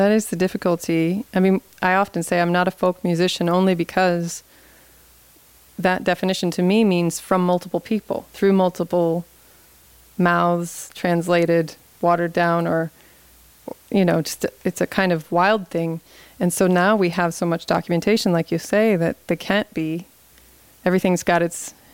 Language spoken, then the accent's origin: English; Louisville, Kentucky, United States; "Oh, I'm from Louisville, and that is a very different place to them. You know, this is the river town, and this tradition is much different.